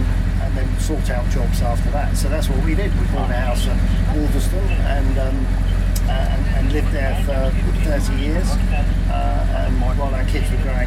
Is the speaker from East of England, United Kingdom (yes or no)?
yes; Essex, East of England, United Kingdom; moved away as an adult; now in Suffolk, United Kingdom; Originally we're from Essex